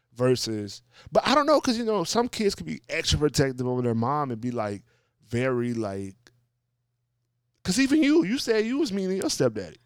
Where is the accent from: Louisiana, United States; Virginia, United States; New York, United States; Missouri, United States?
Louisiana, United States; New Orleans, like, my home state